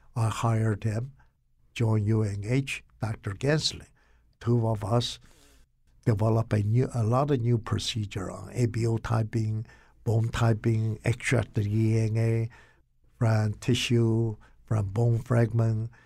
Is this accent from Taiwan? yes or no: yes; Taiwan; moved away as an adult; also born or lived in Rugao, China; now in Connecticut, United States; I grew up in Taiwan